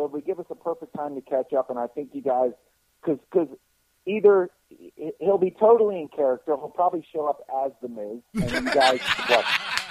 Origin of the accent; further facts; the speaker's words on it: Philadelphia, Pennsylvania, United States; born there; because I was born in Philly, my dad was born in Philly, my mom's from Philly, all my aunts and uncles and cousins.